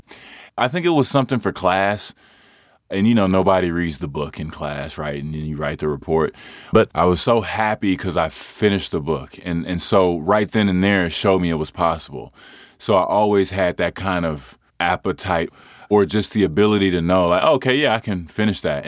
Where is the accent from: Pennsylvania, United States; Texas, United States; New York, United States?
Texas, United States; Hutchins; I am originally from Hutchins, Texas